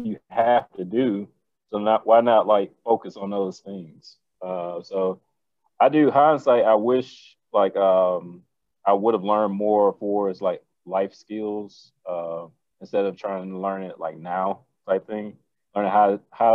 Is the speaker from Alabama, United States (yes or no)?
yes; Montgomery, Alabama, United States; moved away; I'm from Alabama. No, Montgomery.